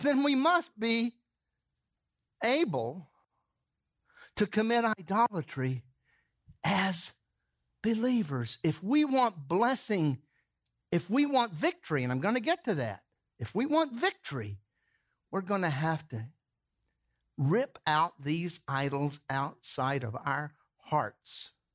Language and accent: English; the South, United States; moved away; I grew up in the south